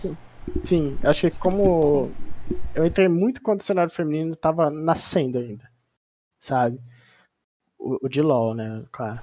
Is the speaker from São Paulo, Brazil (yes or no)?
yes; Ribeirão Preto, São Paulo, Brazil; sou do interior de São Paulo, Ribeirão Preto, terra do Colorado